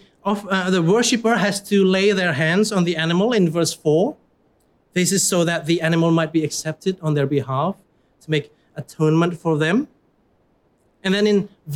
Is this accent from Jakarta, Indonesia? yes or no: no; Surabaya, East Java, Indonesia; moved away; I come from Indonesia